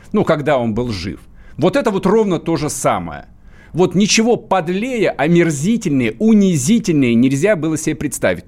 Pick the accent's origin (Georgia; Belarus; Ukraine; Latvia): Ukraine; south-east Ukraine; moved away; я там а, рос на Юго-Востоке